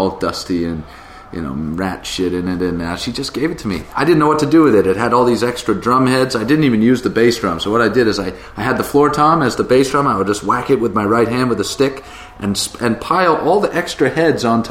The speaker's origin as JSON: {"language": "English", "area": "Cape Cod", "region": "Massachusetts", "country": "United States", "tie": "born or raised there", "said": "I grew up on the Cape with Joel"}